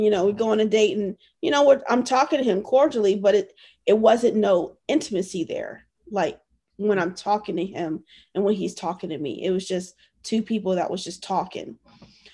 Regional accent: Virginia, United States; moved away as an adult; also born or lived in Okinawa, Japan / San Diego; I'm from Virginia.

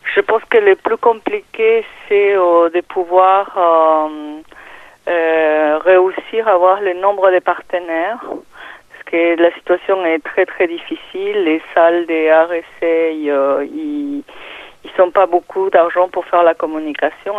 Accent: Peru; French is a second language; moved away as an adult; now in France; quand ils entendent mon accent, ils me demandaient d'où je venais, et, euh, le Pérou

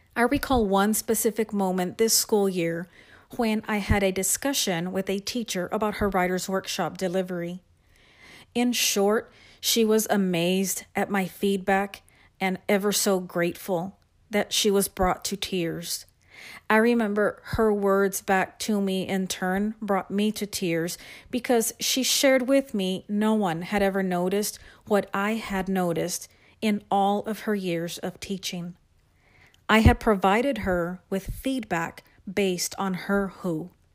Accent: San Antonio, Texas, United States; I am from San Antonio, Texas, and I am a writing instructional specialist for one

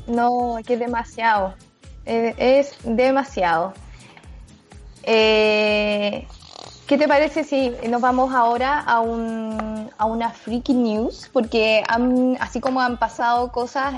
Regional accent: Chile; como chilenos

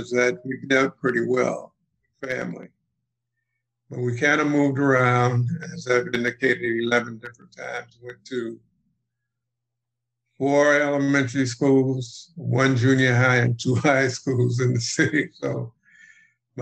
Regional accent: Cleveland, Ohio, United States; I'm from Cleveland, Ohio. And I happened to be born during the Depression.

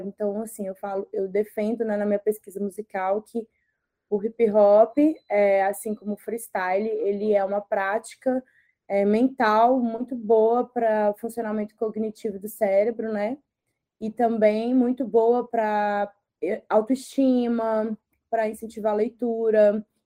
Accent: Sabará, Minas Gerais, Brazil; moved away as an adult; now in São Paulo, Brazil; de Sabará, que foi onde eu fui criada ali do lado de Belo Horizonte, na região metropolitana.

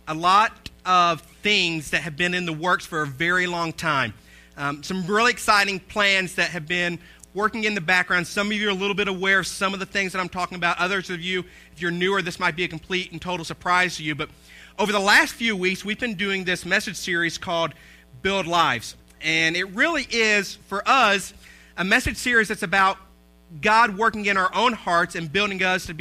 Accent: Southeast Tennessee, United States; Ben and I, we grew up in church in Southeast Tennessee.

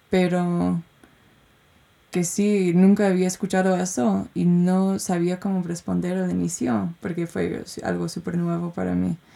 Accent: United States; Spanish is a second language; moved away; cómo puedo expresarme viviendo, siendo gringa, pero hace cinco años que no vivo en Estados Unidos y, y expresándome en, mi presente.

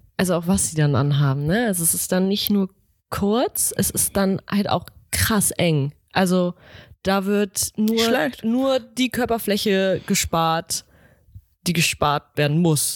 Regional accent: Northern Germany, Germany; wir sind Norddeutsche

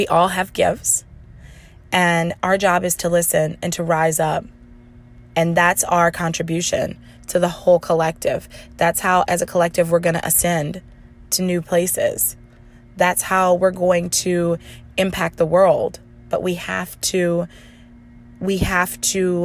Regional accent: the Bible Belt, United States; I'm from the Bible Belt

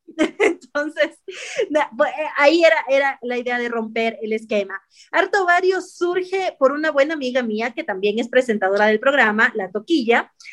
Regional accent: Ecuador

